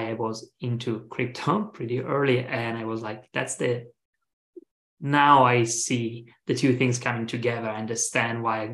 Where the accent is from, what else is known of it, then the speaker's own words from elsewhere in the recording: Italy; moved away as an adult; now in San Francisco, United States; I'm from Italy